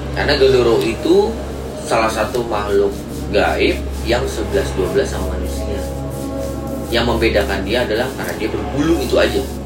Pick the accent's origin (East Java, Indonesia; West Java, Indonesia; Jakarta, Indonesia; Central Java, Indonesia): West Java, Indonesia; Depok; cerita-cerita dari kampung gue